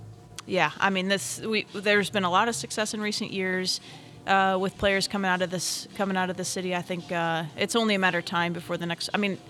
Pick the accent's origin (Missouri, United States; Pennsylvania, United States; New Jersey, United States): Missouri, United States; St. Louis; this is St. Louis. Like, this is my hometown.